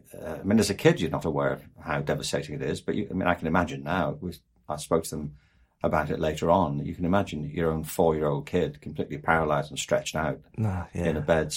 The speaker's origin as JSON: {"language": "English", "town": "Liverpool", "region": "North West England", "country": "United Kingdom", "tie": "born there", "said": "Yeah, I was born in 1950 in Liverpool, and it was a city that had been devastated in the Second World War."}